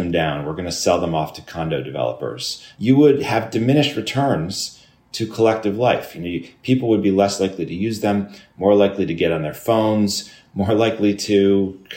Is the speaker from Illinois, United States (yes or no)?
yes; Chicago, Illinois, United States; now in New York City, United States; I grew up in Chicago